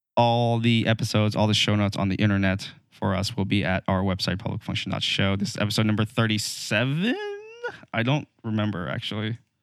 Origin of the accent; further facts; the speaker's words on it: United States; as an American